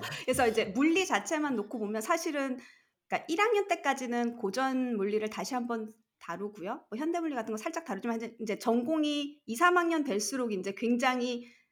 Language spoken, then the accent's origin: Korean; Seoul, South Korea; 저는 서울에서 자랐어요